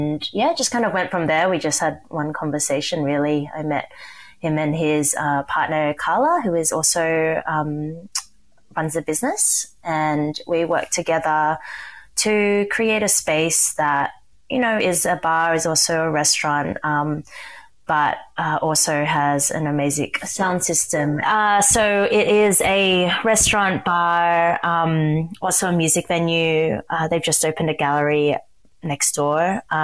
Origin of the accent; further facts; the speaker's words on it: Sydney, New South Wales, Australia; I can say that I was born and raised in Sydney. I am a first generation Chinese to Malaysian born parents.